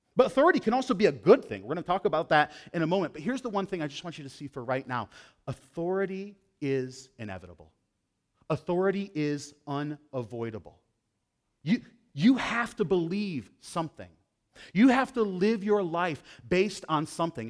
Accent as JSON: {"language": "English", "region": "Western New York", "country": "United States", "tie": "born or raised there", "said": "I grew up in this tiny little town. It's actually a village in Western New York."}